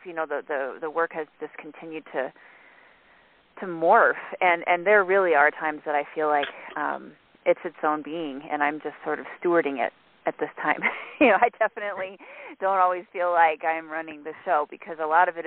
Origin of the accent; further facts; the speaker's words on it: Colorado, United States; I grew up in the Rocky Mountains hiking and camping